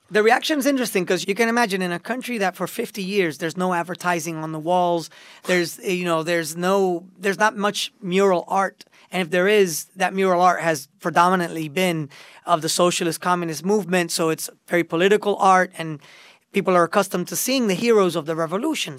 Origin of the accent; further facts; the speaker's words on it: Miami, Florida, United States; moved away as an adult; also born or lived in Puerto Rico / New York, United States; it took me to Miami, to, uh, my hometown. I, I grew up, uh, in, in, in that era